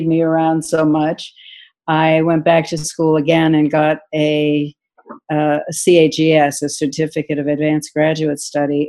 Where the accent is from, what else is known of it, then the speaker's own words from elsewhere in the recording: Marblehead, Massachusetts, United States; moved away as an adult; I grew up in Marblehead, Massachusetts